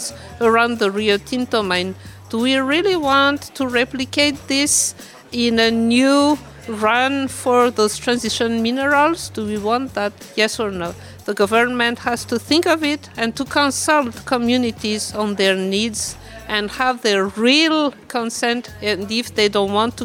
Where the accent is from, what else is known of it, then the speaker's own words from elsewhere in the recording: Madagascar; I'm from Madagascar